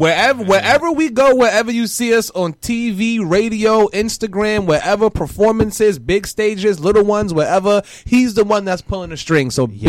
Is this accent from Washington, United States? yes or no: no; The Bronx, New York, United States; The Bronx.